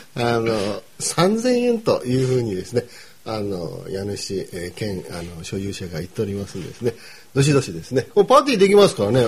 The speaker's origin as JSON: {"language": "Japanese", "region": "Kumamoto", "country": "Japan", "said": "僕ら熊本"}